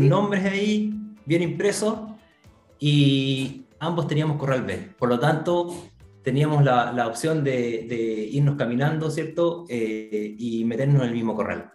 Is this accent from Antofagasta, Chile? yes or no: yes; Tocopilla, Antofagasta, Chile; somos de Tocopilla